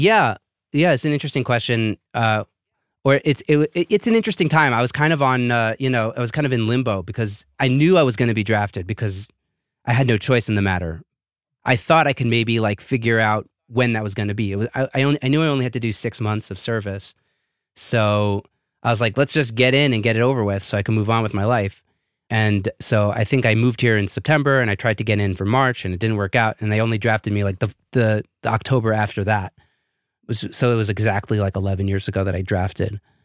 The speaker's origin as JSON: {"language": "English", "town": "New York City", "region": "New York", "country": "United States", "tie": "born or raised there", "also_born_or_lived": "Israel", "moved": "as an adult", "lives_now": "Jerusalem, Israel", "said": "I was born and raised in Brooklyn, New York"}